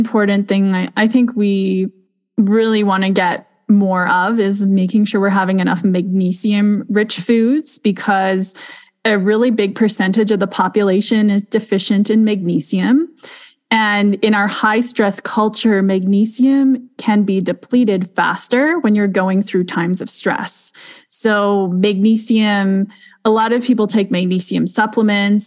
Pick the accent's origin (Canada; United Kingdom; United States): Canada; Alberta; we're both from Alberta